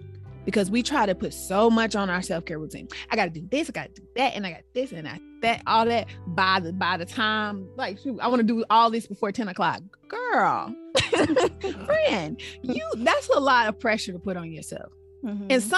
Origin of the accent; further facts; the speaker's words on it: Arkansas, United States; moved away as an adult; now in Washington, United States; We're all from Arkansas